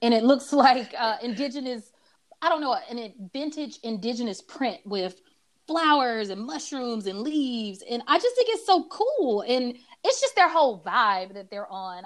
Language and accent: English; Atlanta, Georgia, United States; I also grew up in a neighborhood called Adams Park in Atlanta, full of trees